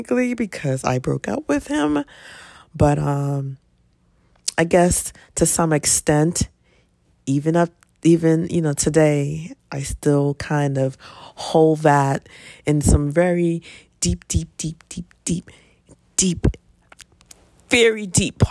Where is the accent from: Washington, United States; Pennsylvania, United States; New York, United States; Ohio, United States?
Pennsylvania, United States; Philadelphia; typical 19, 20 year old growing up in Philly